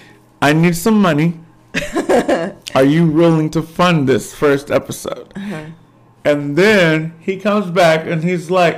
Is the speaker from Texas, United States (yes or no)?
yes; Fort Worth, Texas, United States; also born or lived in Dallas / New York; Yeah, Fort Worth, Texas. Yeah, 11 days old, adopted. And right here, Fort Worth, Texas